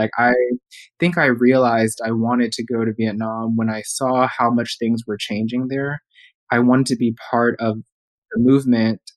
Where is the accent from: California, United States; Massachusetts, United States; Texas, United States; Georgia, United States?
Texas, United States; Houston; moved away as an adult; also born or lived in New York City; my hometown, Houston